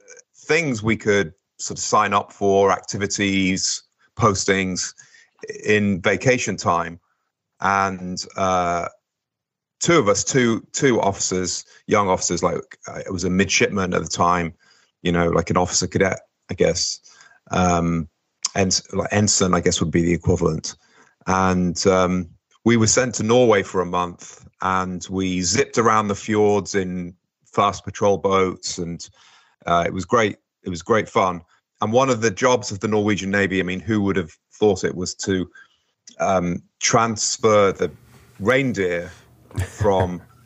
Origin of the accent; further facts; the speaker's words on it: England, United Kingdom; also born or lived in Portsmouth; now in United States; I was born in Britain, in United Kingdom. So I was born in Portsmouth, which is south of England, a naval port